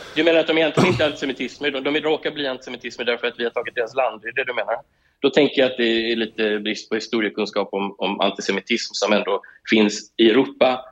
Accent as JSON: {"language": "Swedish", "country": "Sweden", "moved": "as an adult", "lives_now": "Israel"}